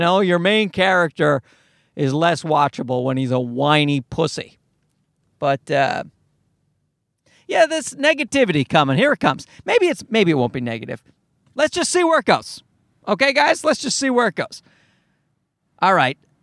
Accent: Newfoundland and Labrador, Canada; moved away as an adult; My accent's getting worse. I've, I've moved away from Newfoundland

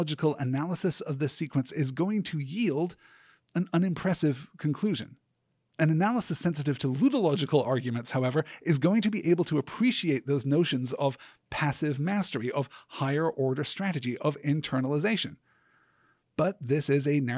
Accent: United Kingdom; I was born and raised in Britain

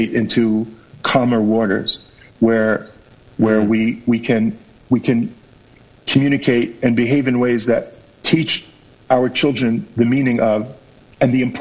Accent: United States; moved away as an adult; now in Israel; I'm an ole from America. I'm very used to American politicians

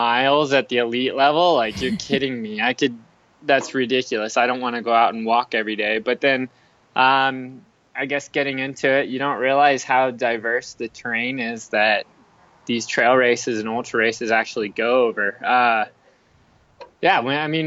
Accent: Phoenix, Arizona, United States; now in Flagstaff, United States; I live in Flagstaff, Arizona. I'm originally from Phoenix, Arizona, so kind of staying close to home a little bit nowadays

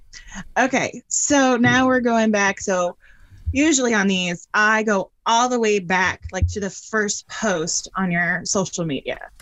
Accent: Northeast, United States; I grew up in the Northeast

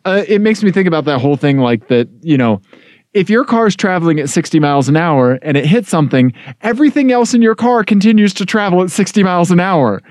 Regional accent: Missouri, United States; growing up in Missouri

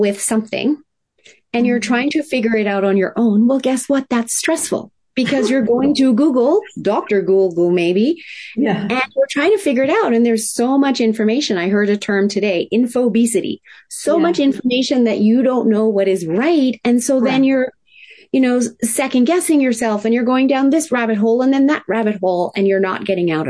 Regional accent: Tokyo, Japan; And I was raised in Tokyo, Japan in the 70s, in the height of manufacturing plants spewing out toxins.

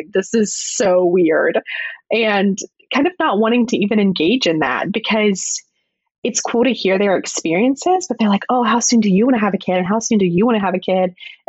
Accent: North Carolina, United States; moved away; I'm from a small town in the mountain area of North Carolina. And just being from the South in general

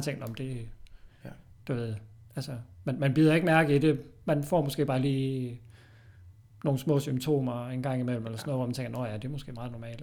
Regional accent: Odense, Southern Denmark, Denmark; moved away as an adult; now in Fredericia, Denmark; bor i Fredericia. Kommer oprindeligt fra Odense

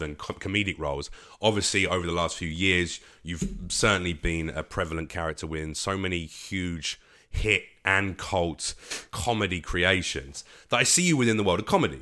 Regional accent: London, United Kingdom; now in Los Angeles, United States; I consider myself an East Coast comic, even though I'm a Londoner.

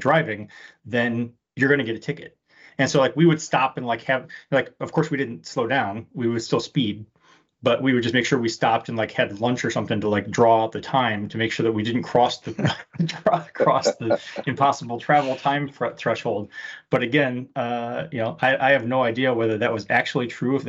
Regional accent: Detroit, Michigan, United States; I grew up in Detroit

